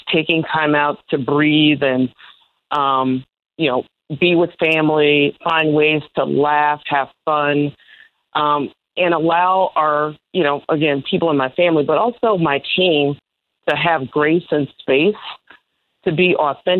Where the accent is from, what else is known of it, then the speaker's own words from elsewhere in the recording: Chicago, Illinois, United States; I'm a native Chicagoan, born and raised on the South Side